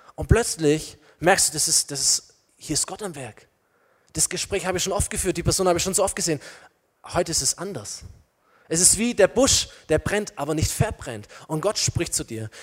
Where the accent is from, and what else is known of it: Germany